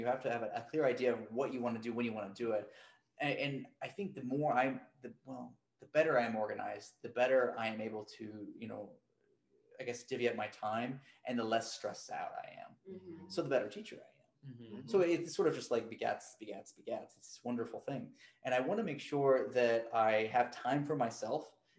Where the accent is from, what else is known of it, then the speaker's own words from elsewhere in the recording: the South, United States; I mean, I'm a Southerner.